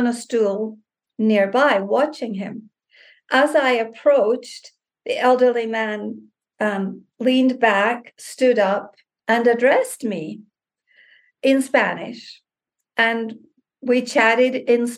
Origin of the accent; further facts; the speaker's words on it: Scotland, United Kingdom; now in Mexico; I'm from Scotland, and so all of my ancestors and relatives are from the UK.